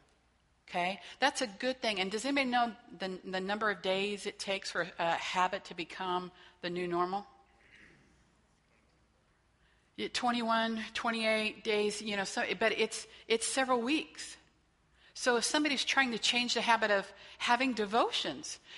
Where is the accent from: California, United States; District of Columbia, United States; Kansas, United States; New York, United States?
Kansas, United States; Whitewater; also born or lived in Wichita, Kansas; I grew up in Whitewater, Kansas. Kind of blink, you miss it. No stoplights